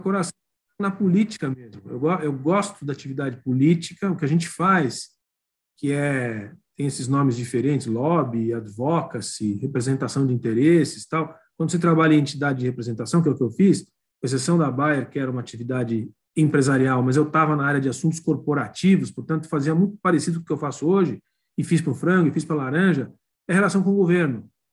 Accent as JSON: {"language": "Portuguese", "region": "São Paulo", "country": "Brazil", "said": "eu sou paulistano aqui, mistura filho de neto de estrangeiros, mas totalmente brasileiro"}